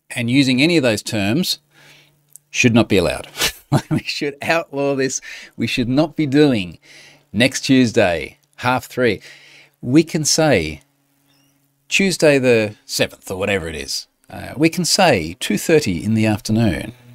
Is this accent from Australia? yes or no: yes; Australia; I'm Australian